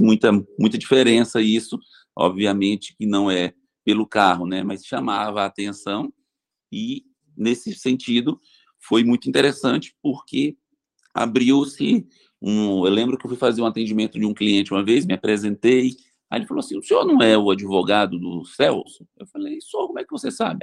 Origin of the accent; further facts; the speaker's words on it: Bahia, Brazil; moved away as an adult; now in São José do Rio Preto, Brazil; Eu vim da Bahia para fazer faculdade em São José do Rio Preto